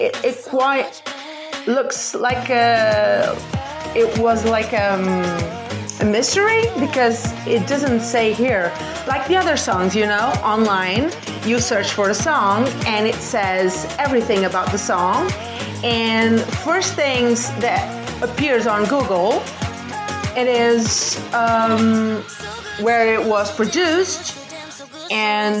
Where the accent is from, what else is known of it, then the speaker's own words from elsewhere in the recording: Portugal; I'm from Portugal. Yeah, Portugal. Western Europe.